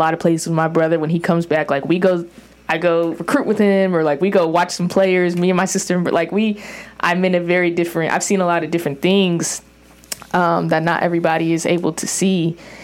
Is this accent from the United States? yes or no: yes; Orange County, California, United States; me growing up in Orange County and getting public school education